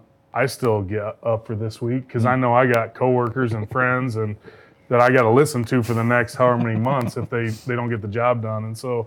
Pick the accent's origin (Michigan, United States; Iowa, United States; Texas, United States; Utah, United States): Iowa, United States; Cedar Rapids; Growing up here, it's different. I grew up in Cedar Rapids. I grew up a Hawkeye fan.